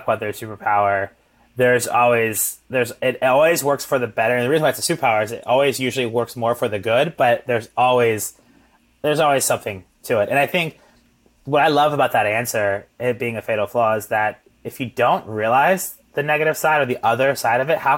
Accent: Midwest, United States; growing up in the Midwest

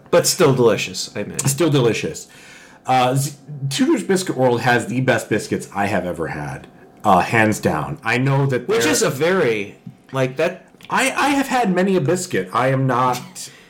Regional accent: Colchester, Connecticut, United States; moved away; also born or lived in East Lansing, Michigan; I grew up in Colchester Connecticut

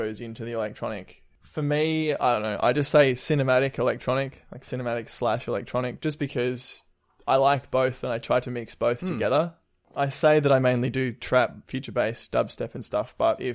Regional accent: Melbourne, Victoria, Australia; I'm from Melbourne

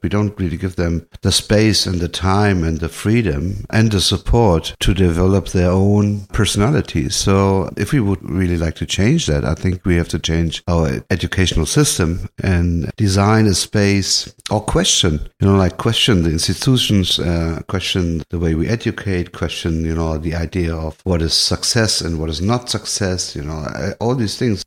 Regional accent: Hanau, Hesse, Germany; now in Berlin, Germany; German born. I grew up in Hanau, a small town next to Frankfurt.

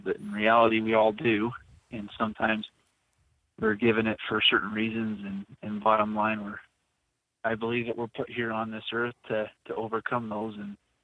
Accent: Provo, Utah, United States; moved away as an adult; also born or lived in Rexburg, Idaho / Lake Powell; Born and raised in Provo, the bubble, Happy Valley.

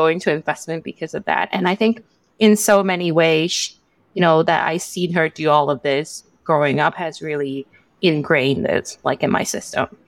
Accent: Hong Kong; moved away as an adult; also born or lived in United Kingdom; now in Singapore; I'm born and raised in Hong Kong, and I went abroad to UK for most of my education

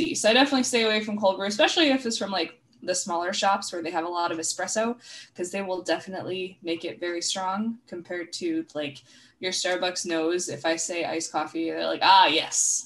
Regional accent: New York, United States; also born or lived in Stockholm, Sweden / France / Canada; now in Seattle, United States; right now I'm from Seattle, but I'm also from New York, because that's where I grew up for most of my life

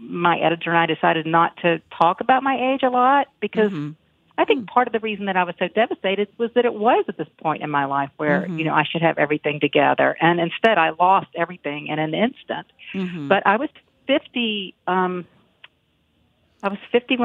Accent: Galax, Virginia, United States; moved away; my hometown, Galax, Virginia

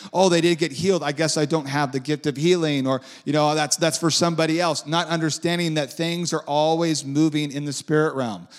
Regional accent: Huntington Beach, California, United States; I grew up in Huntington Beach, Edison High School

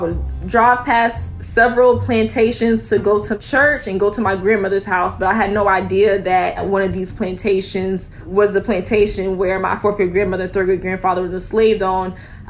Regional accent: Sumter, South Carolina, United States; my fourth grade grandmother and my third grade grandfather were actually enslaved by a Penn alum in my hometown of Sumter, South Carolina.

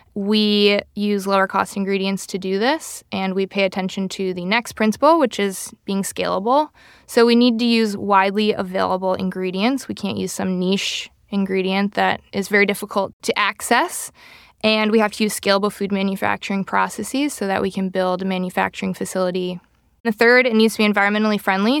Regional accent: Rochester, Minnesota, United States; I grew up in Minnesota, Rochester, Minnesota

